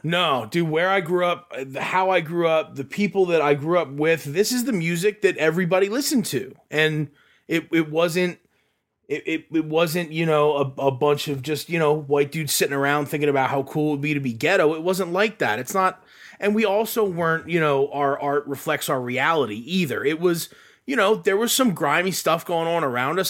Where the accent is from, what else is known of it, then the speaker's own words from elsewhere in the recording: Sinking Spring, Pennsylvania, United States; the drive-in that I grew up with in Sinking Spring